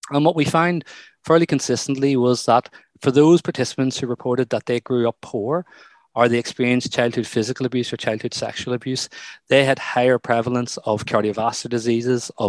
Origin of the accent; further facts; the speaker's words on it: Ireland; some of the work that I've done before with growing up in Ireland